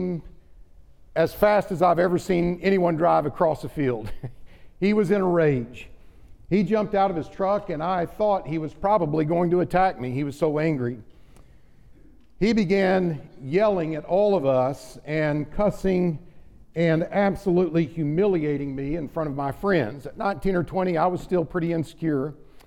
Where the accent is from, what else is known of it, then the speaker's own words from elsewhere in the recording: Oklahoma, United States; growing up in Oklahoma